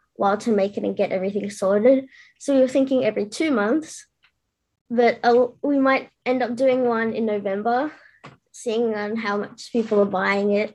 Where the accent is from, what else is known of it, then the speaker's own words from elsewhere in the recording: Sydney, New South Wales, Australia; I'm 11 and I'm from Sydney, Australia.